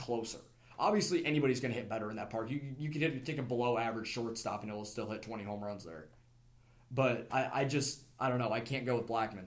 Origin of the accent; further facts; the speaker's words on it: Kansas City, United States; I'm from Kansas City. I lived there. That was my senior year of high school